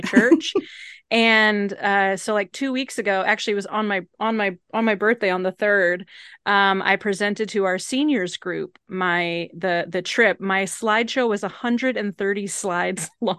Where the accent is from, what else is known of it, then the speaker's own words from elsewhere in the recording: Evanston, Illinois, United States; moved away; also born or lived in Oak Park, Illinois / Atlanta, Georgia; I grew up in Evanston